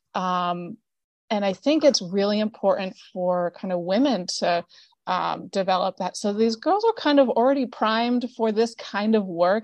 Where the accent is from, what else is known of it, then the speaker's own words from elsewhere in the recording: upstate New York, United States; also born or lived in Peru; a homeless shelter in my hometown that I had volunteered at prior to being in Peru. And it's a women and children's homeless shelter called the Family Life Center in upstate New York